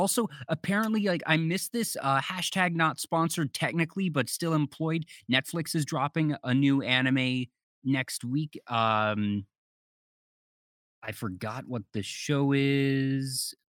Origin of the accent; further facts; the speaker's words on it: Maryland, United States; I grew up in Maryland, so I'm used to having all four seasons.